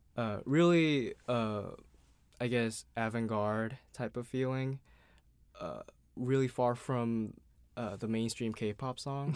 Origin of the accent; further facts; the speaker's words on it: Seoul, South Korea; I'm an artist from Seoul, South Korea